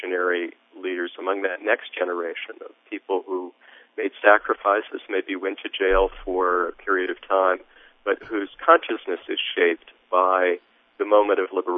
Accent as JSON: {"language": "English", "country": "United States", "said": "I was from America"}